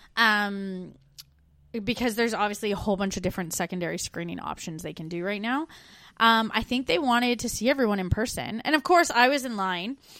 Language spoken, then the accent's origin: English; Canada; now in Melbourne, Australia; We're two Canadian expats now living in Australia in the U K.